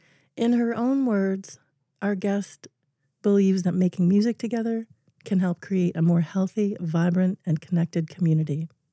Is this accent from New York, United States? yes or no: yes; upstate New York, United States; I grew up in New York, upstate New York.